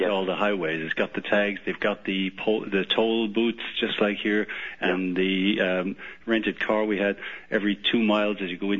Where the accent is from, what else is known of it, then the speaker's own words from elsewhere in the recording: Ireland; moved away as an adult; now in Connecticut, United States; I'm originally from Ireland and been over here about 20 years